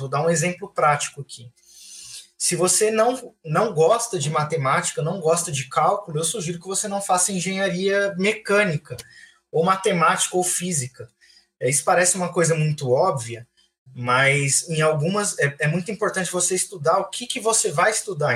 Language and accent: Portuguese; Francisco Morato, São Paulo, Brazil; moved away as an adult; also born or lived in Águas Claras, Brasília; now in Brasília, Brazil; sou de Francisco Morato também, tenho 29 anos completados aí nos últimos dias. Vivi em Francisco Morato boa parte do meu tempo. Hoje eu moro em Brasília